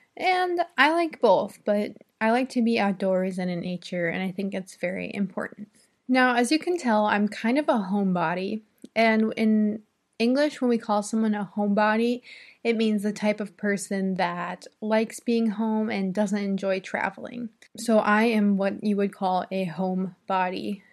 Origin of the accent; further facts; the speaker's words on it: Midwest, United States; I'm from the Midwest and we mainly have corn and cattle